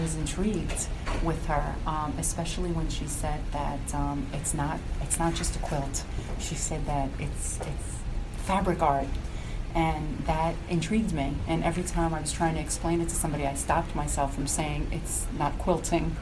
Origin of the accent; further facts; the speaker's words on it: Somers, New York, United States; I'm from Somers, New York